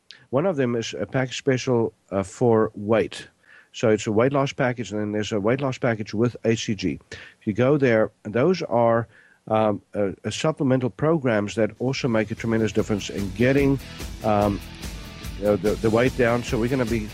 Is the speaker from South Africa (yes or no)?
yes; South Africa; I was born in South Africa, grew up there.